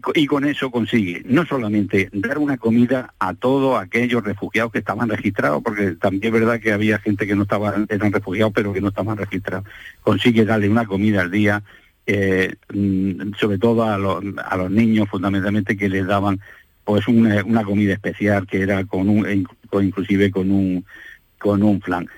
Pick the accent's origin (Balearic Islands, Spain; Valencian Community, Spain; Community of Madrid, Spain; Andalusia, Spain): Andalusia, Spain; Almería; por lo menos en mi infancia, en Almería